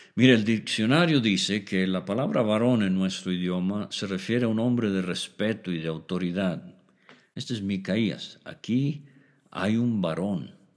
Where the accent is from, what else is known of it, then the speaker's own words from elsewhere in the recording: Mexico; como decimos en México